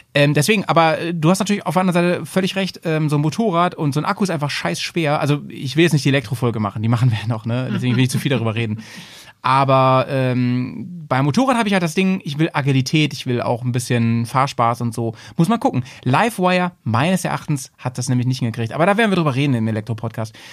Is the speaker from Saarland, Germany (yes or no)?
no; Bremen, Germany; wir sind eigentlich Bremer